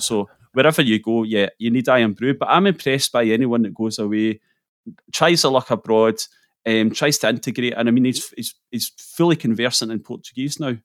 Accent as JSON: {"language": "English", "area": "near Glasgow", "region": "Scotland", "country": "United Kingdom", "tie": "born or raised there", "also_born_or_lived": "Edinburgh", "moved": "as an adult", "lives_now": "North East Scotland, United Kingdom", "said": "I grew up near Glasgow."}